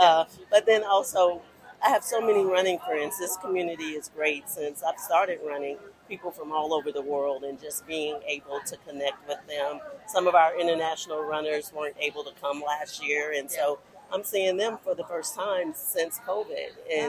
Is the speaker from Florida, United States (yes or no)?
no; Nashville, Tennessee, United States; Nashville, Tennessee.